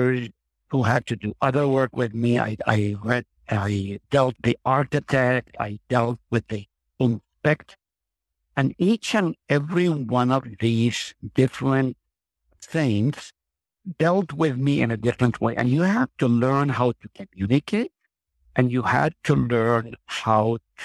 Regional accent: Nazareth, Northern District, Israel; moved away as an adult; now in Hartford, United States; I grew up in Nazareth, which is only a few miles from Cana.

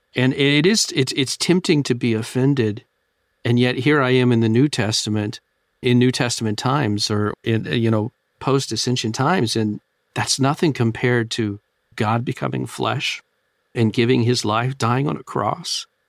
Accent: United States; as American Christians

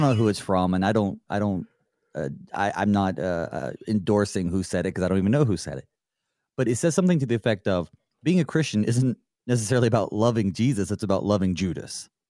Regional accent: the South, United States; I grew up in the South, uh, born, born in nineteen eighty, so I grew up, I guess, really in the nineties.

